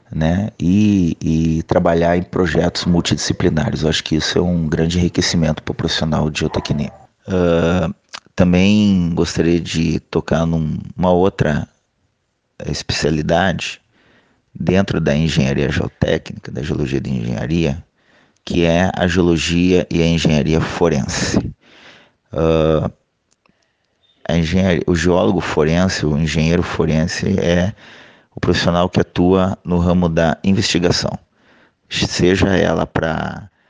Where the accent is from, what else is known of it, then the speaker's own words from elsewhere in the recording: Curitiba, Paraná, Brazil; moved away as an adult; Como eu saí de Curitiba em 2006 para trabalhar no norte desse Brasil, e estou ainda trabalhando é, em outras regiões que não são a minha